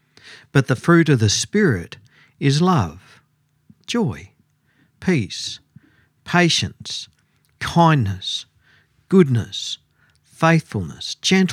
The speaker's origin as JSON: {"language": "English", "town": "Goondiwindi", "region": "Queensland", "country": "Australia", "tie": "born or raised there", "said": "my hometown's Gundawindi, and we lived about half an hour out of town"}